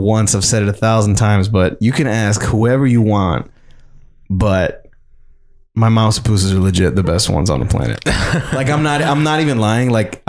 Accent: Atlanta, Georgia, United States; I was born in Grady. Grady Medical

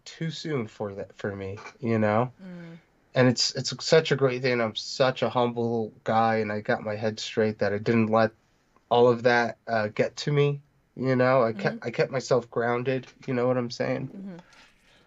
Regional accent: New Jersey, United States; also born or lived in New York; I was born in New York, lived there for a few years, moved here to beautiful New Jersey

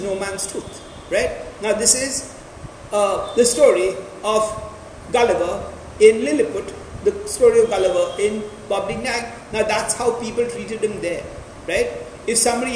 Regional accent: India; I'm still talked about as an Indian

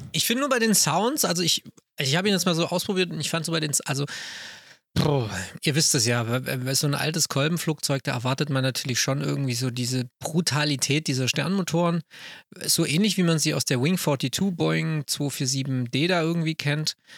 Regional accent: Swabia, Baden-Württemberg, Germany

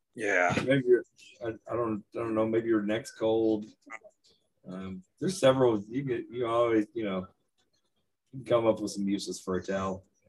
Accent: East Texas / West Texas, United States; I am from East Texas

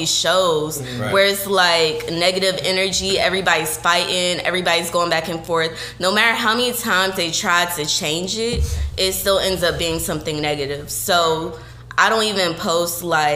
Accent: Columbus, Georgia, United States; I am from the good place of Colga. Okay, Columbus, Georgia, 706

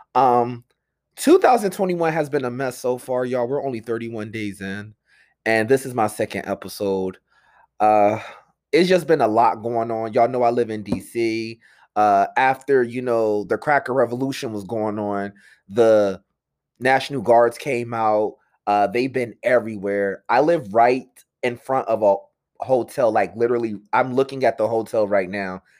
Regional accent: Pennsylvania, United States; also born or lived in Philadelphia; I'm from Pennsylvania

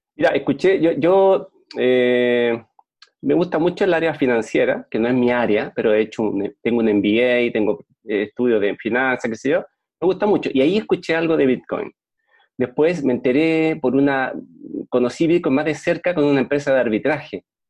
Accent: Chile; Yo soy chileno y vivo en Puerto Montt

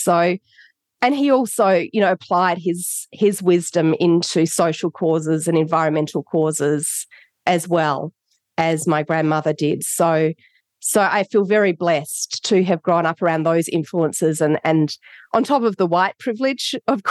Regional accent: Adelaide, South Australia, Australia; born there; I was born in Adelaide, Australia. Very, very blessed to be born in Australia.

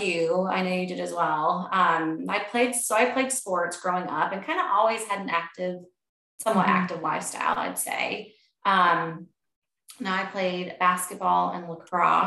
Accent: Charlotte, North Carolina, United States; also born or lived in Clemson, South Carolina; I grew up outside of Charlotte.

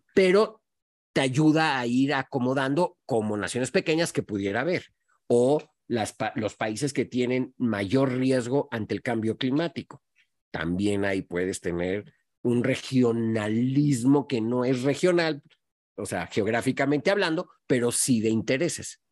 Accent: Mexico; moved away as an adult; also born or lived in Montevideo, Uruguay / Singapore; viniendo de México

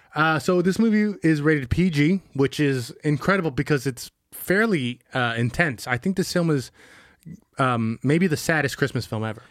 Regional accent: Bay Area, California, United States; we grew up in the Bay Area

